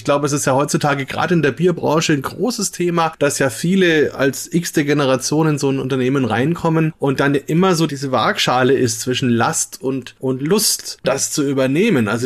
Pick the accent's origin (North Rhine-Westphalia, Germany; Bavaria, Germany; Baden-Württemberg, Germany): Bavaria, Germany; Bamberg; weil wir mal wieder in meiner Heimatstadt sind, in Bamberg sind